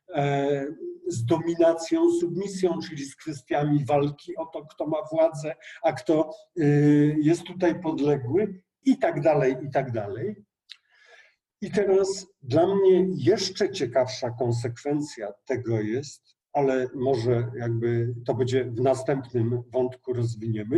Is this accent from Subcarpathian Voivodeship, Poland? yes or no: yes; Bieszczady, Subcarpathian Voivodeship, Poland; ja jestem z Bieszczad